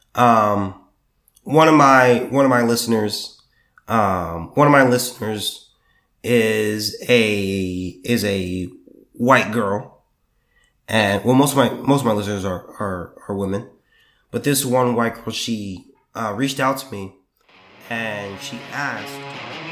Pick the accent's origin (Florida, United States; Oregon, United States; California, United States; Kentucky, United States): California, United States; southern; also born or lived in Sacramento; now in Texas, United States; I'm from the southern part of California